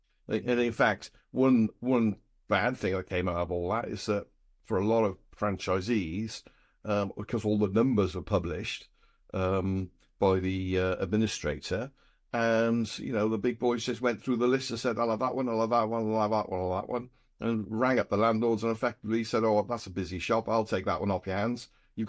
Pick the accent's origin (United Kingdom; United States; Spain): United Kingdom; Wales; We're from South Wales, and we went home one weekend, having worked in London.